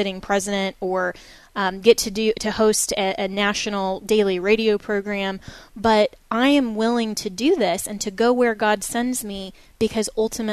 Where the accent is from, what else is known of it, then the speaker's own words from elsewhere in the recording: Colorado, United States; my hometown in Colorado